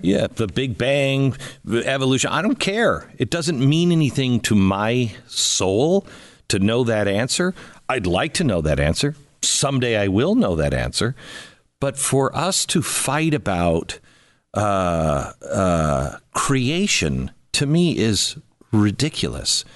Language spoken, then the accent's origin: English; Seattle, Washington, United States; I grew up in Seattle.